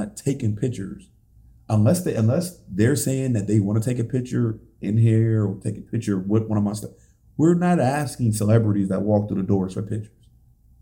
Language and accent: English; Buffalo, New York, United States; I love the city of Buffalo that much. Like, this is my hometown